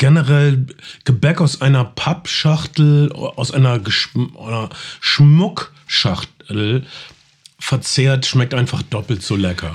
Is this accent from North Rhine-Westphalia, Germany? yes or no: yes; North Rhine-Westphalia, Germany; Ich komme aus Ostwestfalen.